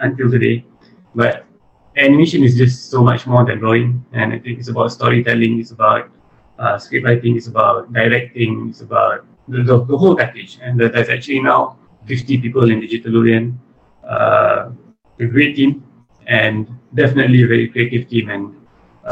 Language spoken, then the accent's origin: English; Kajang, Selangor, Malaysia; also born or lived in London, United Kingdom / Terengganu / Negeri Sembilan / Penang; I was born in Selangor